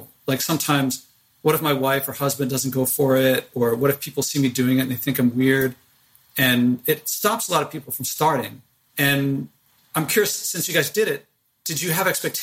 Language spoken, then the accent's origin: English; United States; as an American citizen